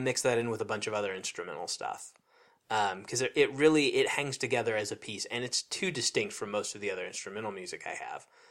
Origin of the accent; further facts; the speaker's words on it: Nebraska, United States; growing up in Nebraska